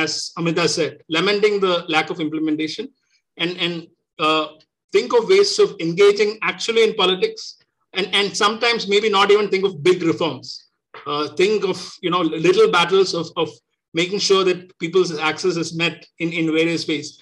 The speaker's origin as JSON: {"language": "English", "region": "Kerala", "country": "India", "said": "I'm originally from Kerala"}